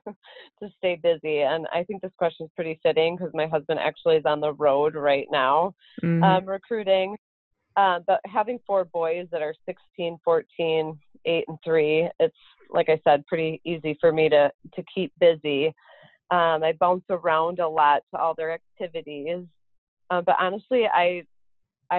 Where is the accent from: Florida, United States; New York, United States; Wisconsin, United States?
Wisconsin, United States; Madison; moved away as an adult; I grew up in Madison, Wisconsin my whole life